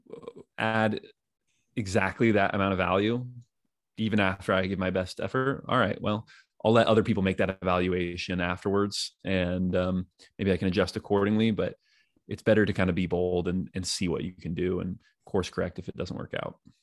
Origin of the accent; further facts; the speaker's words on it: Danville, California, United States; my homies that I grew up with in Danville, California